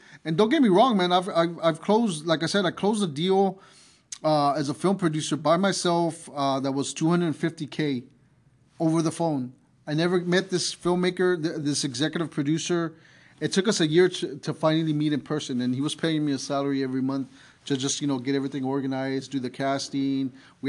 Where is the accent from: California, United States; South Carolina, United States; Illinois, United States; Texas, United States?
Texas, United States; San Antonio; I love San Antonio, you know, it's my hometown